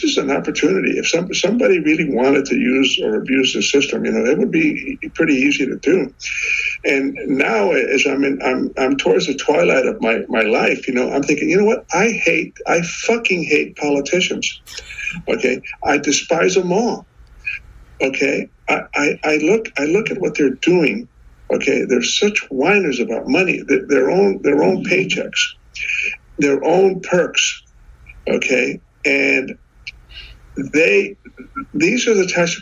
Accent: South Texas, United States; I'm from South Texas

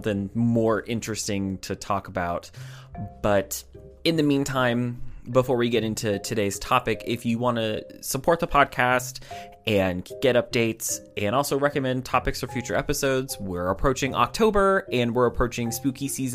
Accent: United States; as an American

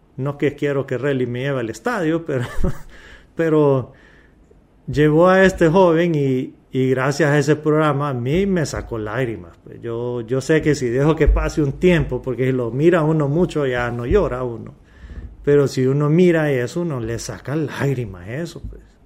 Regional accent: Honduras; como hondureños

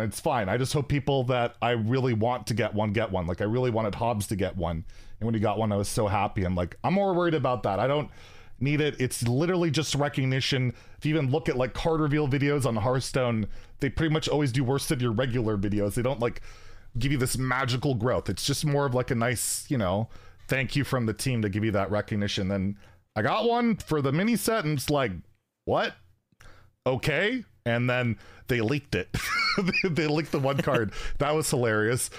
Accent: Canada; I'm Canadian

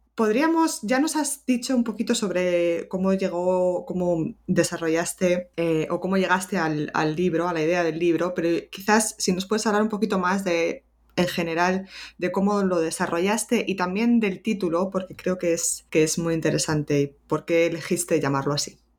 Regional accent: Madrid, Community of Madrid, Spain; moved away as an adult; also born or lived in Granada; yo soy eh, originalmente de Madrid

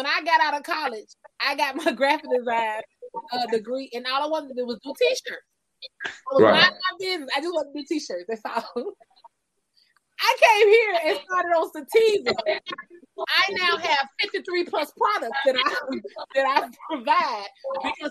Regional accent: Columbus, Georgia, United States; I was born and raised in Columbus, Georgia

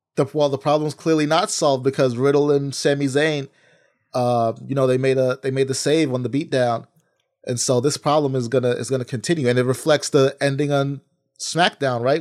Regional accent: New York, United States; As a New Yorker

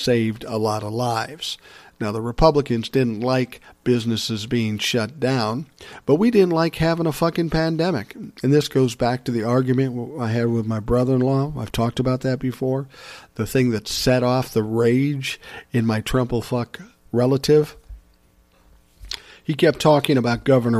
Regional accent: Minnesota, United States; my home state of Minnesota

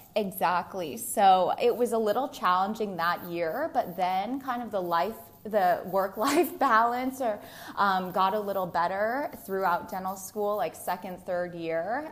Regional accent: Newton, Massachusetts, United States; I grew up in Newton, Massachusetts, very close by.

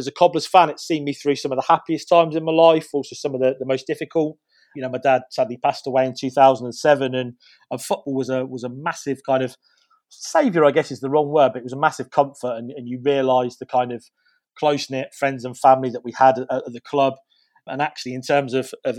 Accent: Northampton, East Midlands, United Kingdom; I was born in Northampton.

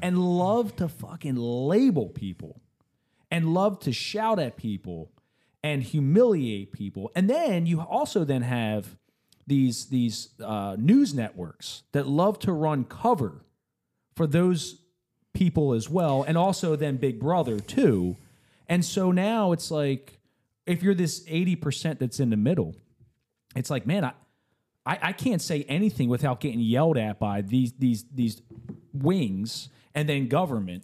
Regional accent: United States; I'm an American

